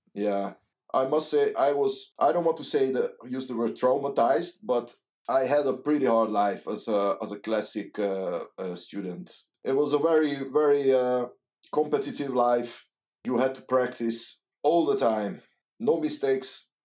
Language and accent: English; Hungary; English is a second language; moved away as an adult; now in Netherlands; I I'm come from Hungary, and uh, it was a communism